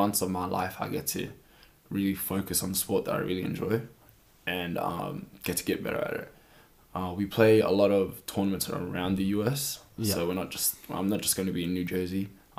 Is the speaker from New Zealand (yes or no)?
yes; New Zealand; moved away; Time I had that was when I came from New Zealand to here